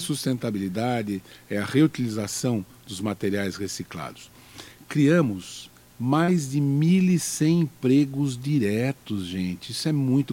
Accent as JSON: {"language": "Portuguese", "town": "Guararema", "region": "São Paulo", "country": "Brazil", "tie": "born or raised there", "also_born_or_lived": "Mogi das Cruzes", "said": "eu fui criado em Guararema, mas meio Guararema, meio Mogi, tá? É, né? Fui criado entre Guararema e Mogi"}